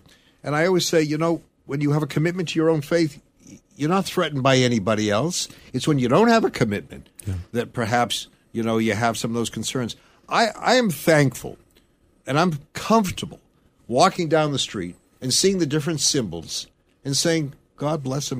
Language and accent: English; Massachusetts, United States; growing up in Massachusetts, and there was this concern by people of my faith